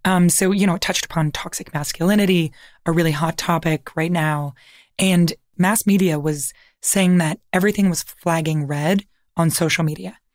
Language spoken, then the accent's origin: English; Toronto, Ontario, Canada; I'm from Toronto